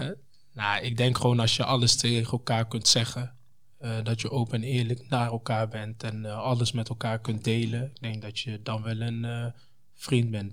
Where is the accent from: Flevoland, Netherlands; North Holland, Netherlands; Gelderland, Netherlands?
Gelderland, Netherlands; Apeldoorn; also born or lived in Congo; omdat ik ook gewoon uit Apeldoorn kom